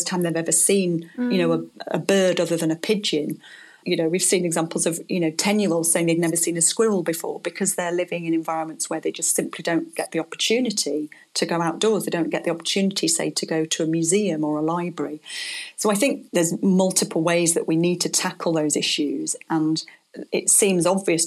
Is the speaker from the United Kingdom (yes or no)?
yes; Blackpool, North West England, United Kingdom; I come from Blackpool